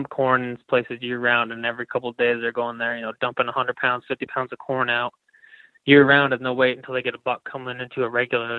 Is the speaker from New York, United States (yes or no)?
yes; New York, United States; So I grew up in New York, which doesn't allow baiting.